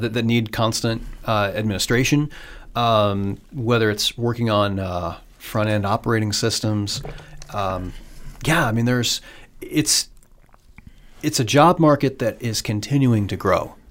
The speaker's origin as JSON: {"language": "English", "region": "Iowa", "country": "United States", "tie": "born or raised there", "also_born_or_lived": "Pittsburgh, Pennsylvania", "said": "I grew up in Iowa and graduated from University of Iowa"}